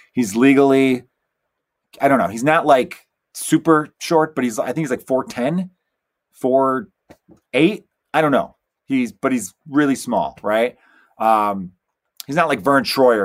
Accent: Chicago, Illinois, United States; I'm from Chicago, and it's very cold here, too

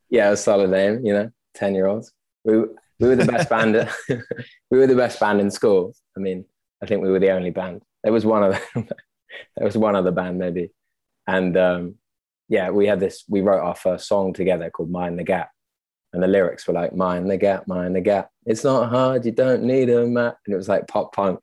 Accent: London, United Kingdom; also born or lived in Oxfordshire / France / Russia / Cuba; now in Amsterdam, Netherlands; born and raised in London

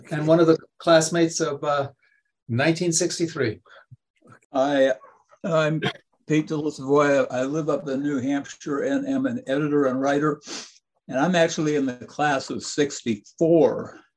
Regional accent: Japan; now in Harvard, United States; Um, and I grew up in Japan and have spent most of my life in uh, nonprofits having to do with cultural exchanges

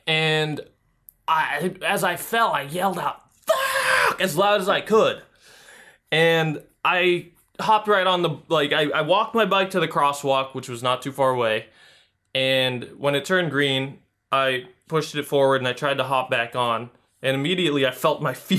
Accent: Philippines; I'm Filipino. I got the blood in me.

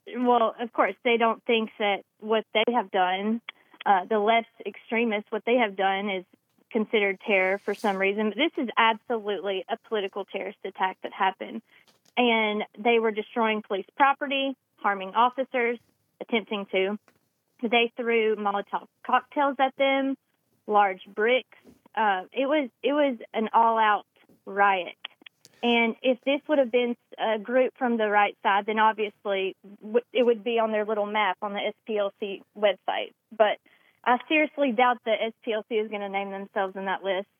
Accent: Randolph County, Alabama, United States; this is super close to my hometown in Randolph County

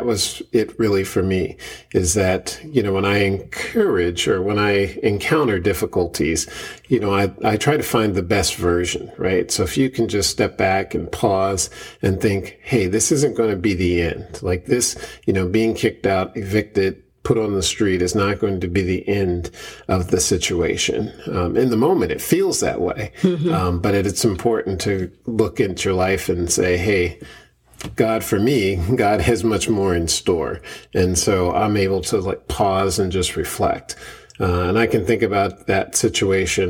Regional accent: Philadelphia, Pennsylvania, United States; also born or lived in Bear, Delaware; born and raised in West Philadelphia.

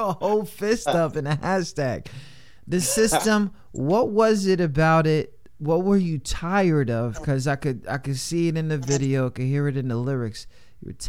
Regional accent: New York City, New York, United States; growing up in New York, like in the city

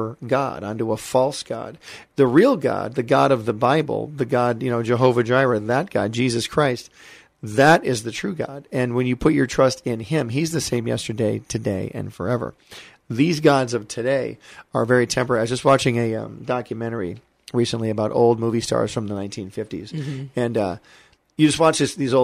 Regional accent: Michigan, United States; moved away as an adult; also born or lived in Hollywood, California; I'm a kid from Michigan who came to Hollywood when I was 18 years old

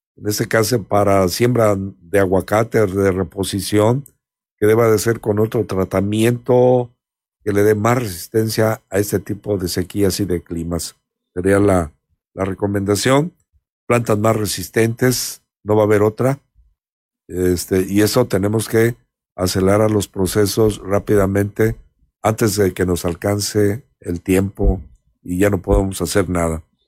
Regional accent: Mexico; Somos muchos mexicanos

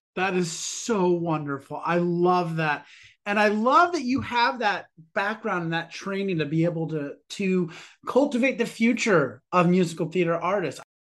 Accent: New York, United States; As a New Yorker

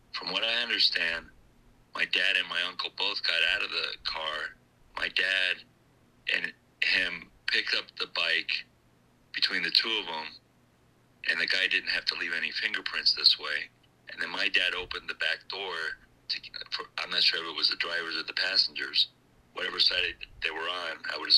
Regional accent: New Jersey, United States; You from Jersey? I'm from Jersey.

